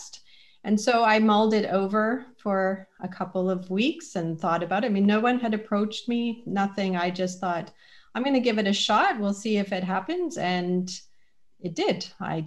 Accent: British Columbia, Canada; moved away as an adult; now in London, Canada; I'm originally from British Columbia and have only lived in London 13 years

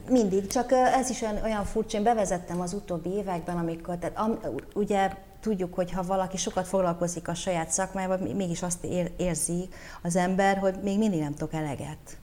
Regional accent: Bucharest, Romania; now in Hungary; Bukarestbe nőttem föl, tökéletesen beszéltem románul

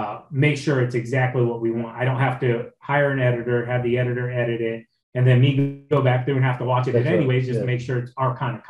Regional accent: Ohio, United States; I'm from Ohio

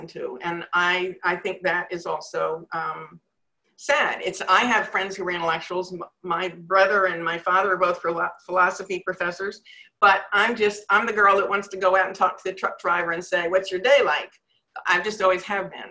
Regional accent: Northeast, United States; moved away as an adult; also born or lived in Manhattan, New York; now in North Carolina, United States; I come from the Northeast

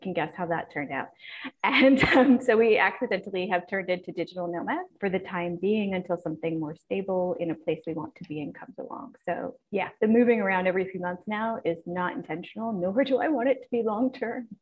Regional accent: East Coast of the United States, United States; moved away as an adult; also born or lived in California / San Francisco; I was born and raised on the East Coast, but honestly, I spent about 10 years in different cities in California before I went abroad

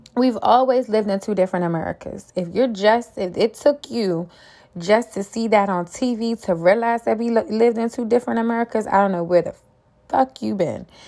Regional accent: Washington, District of Columbia, United States; born and raised in D C myself, I grew up on Capitol Hill.

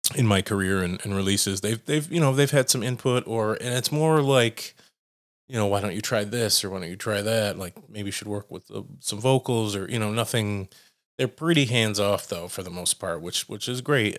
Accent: United States; as an American electronic musician

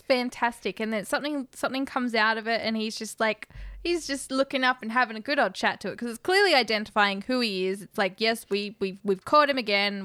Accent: Australia; as an Australian who's never been to America

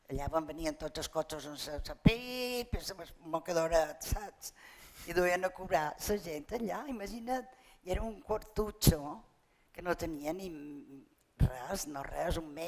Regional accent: Palma, Balearic Islands, Spain; I vaig néixer a Palmes, a plaça de Sant Eulari, i, i res, vaig viure allà fins que me vaig casar, vaig viure allà fins els 23 anys

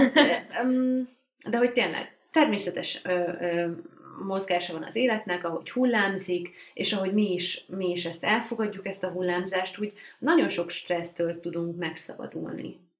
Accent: Hungary; moved away as an adult; now in Budapest, Hungary; Én falun nőttem föl

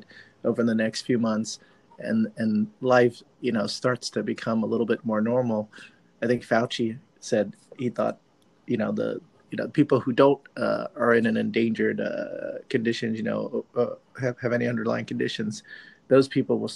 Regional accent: New York City, New York, United States; I'm a New York guy. I'm from New York.

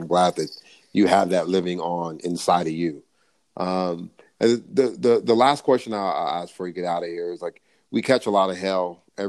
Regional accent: California, United States; I'm born and raised in California.

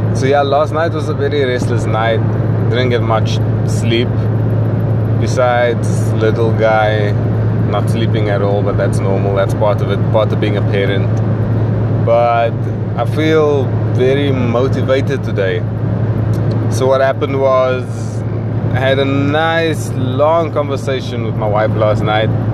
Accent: South Africa; moved away as an adult; I'd like to apologize for my accent. I am South African

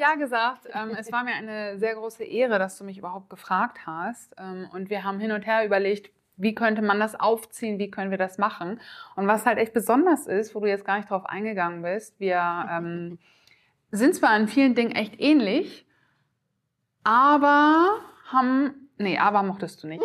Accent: Oldenburg, Lower Saxony, Germany; ich komme aus dem schönen Oldenburg im Norden

